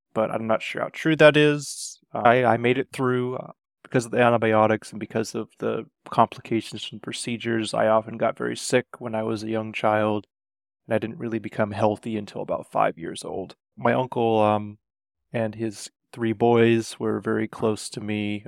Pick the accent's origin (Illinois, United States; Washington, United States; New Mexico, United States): Washington, United States; Renton; I was born in Renton, Washington, to two loving parents